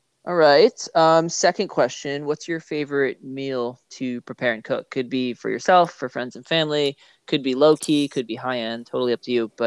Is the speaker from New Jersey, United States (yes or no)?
yes; New Jersey, United States; You're like, oh, New Jersey. I'm from New Jersey.